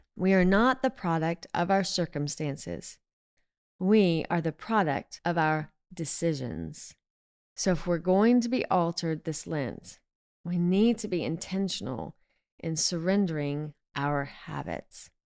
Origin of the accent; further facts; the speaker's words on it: the South, Southern United States, United States; Being a Southerner